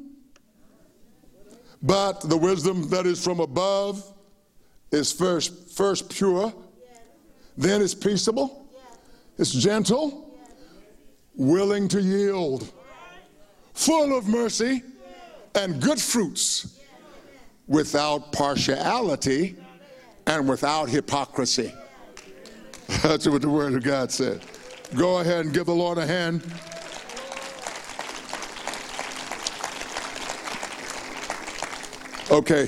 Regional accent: United States; We were so proud to be Americans

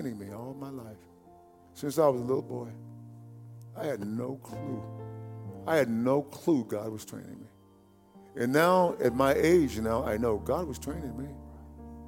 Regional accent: East Texas, United States; growing up in East Texas.

